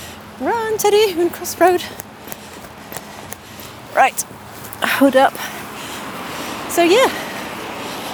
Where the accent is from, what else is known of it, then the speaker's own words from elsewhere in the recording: Trinidad & Tobago; moved away; I actually grew up in the Caribbean. I grew up in Trinidad and Tobago in the Caribbean.